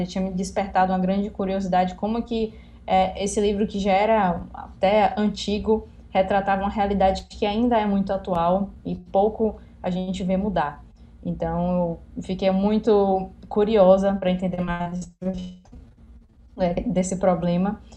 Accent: Salvador, Bahia, Brazil; eu sou de Salvador, Bahia

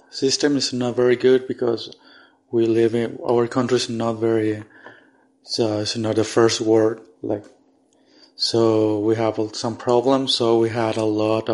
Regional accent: Paraguay; because I'm from Paraguay

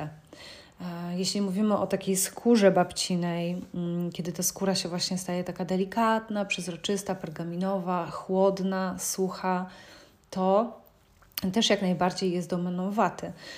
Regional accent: Szczecin, West Pomeranian Voivodeship, Poland; pochodzę ze Szczecina

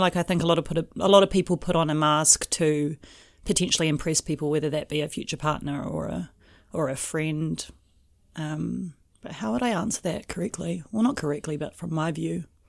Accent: Lower Hutt, Wellington, New Zealand; moved away as an adult; also born or lived in Auckland; I grew up in an area called Stokes Valley.

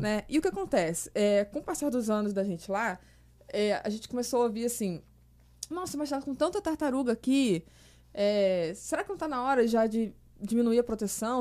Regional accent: Petrópolis, Rio de Janeiro, Brazil; moved away as an adult; also born or lived in Niterói; Eu sou de Petrópolis, né? Eu sou da Serra

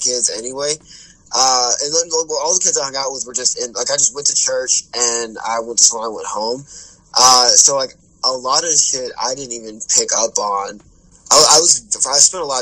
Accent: the South, United States; I'm from the South

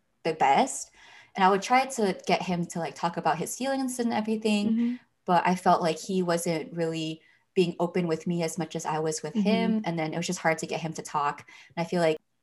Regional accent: Northern California, United States; moved away; I was coming back from NorCal, like my home

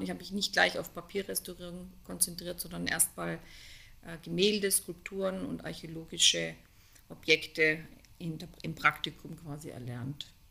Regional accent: Konstanz, Baden-Württemberg, Germany; in dem Ort, wo ich aufgewachsen bin, in Konstanz am Bodensee

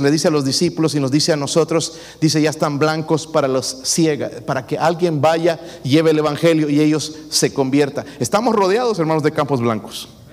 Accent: Bolivia; moved away; allá en mi país

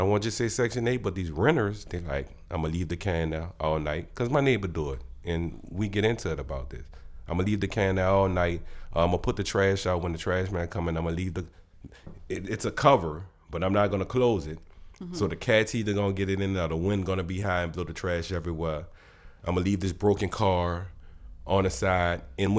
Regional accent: New Orleans, Louisiana, United States; Like, I'm from Uptown now, don't get me wrong. Everything good uptown. The best women come from uptown, the best music, the best food. But when living conditions, I love New Orleans East.

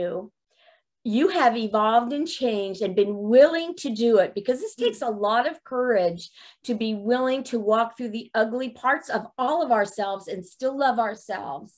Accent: Miami, Florida, United States; also born or lived in New York; when I moved from New York to Miami when I was 6 years old

